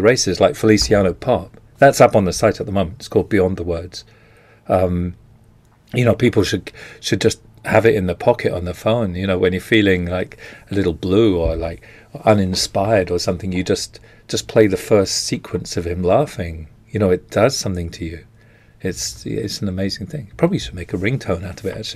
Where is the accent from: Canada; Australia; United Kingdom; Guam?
United Kingdom; England; I'm English